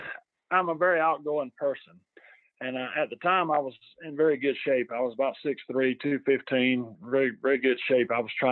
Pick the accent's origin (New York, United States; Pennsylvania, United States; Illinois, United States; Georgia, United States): Georgia, United States; accent: Southern; my Southern accent